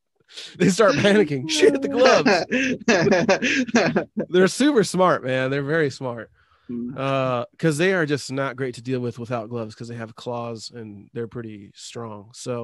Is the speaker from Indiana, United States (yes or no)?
no; Tacoma, Washington, United States; also born or lived in Idaho; I grew up in Tacoma mostly